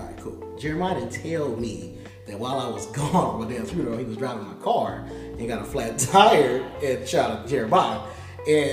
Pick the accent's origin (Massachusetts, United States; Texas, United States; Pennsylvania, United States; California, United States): California, United States; Los Angeles; you from LA, right? I was like, yeah.